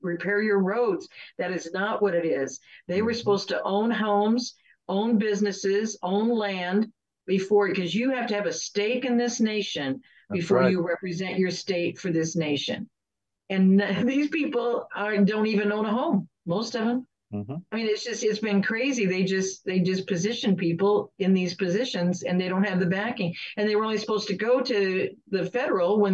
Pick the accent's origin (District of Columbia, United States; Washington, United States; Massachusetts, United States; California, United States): California, United States; moved away as an adult; also born or lived in Nebraska; now in Georgia, United States; I grew up in Nebraska and California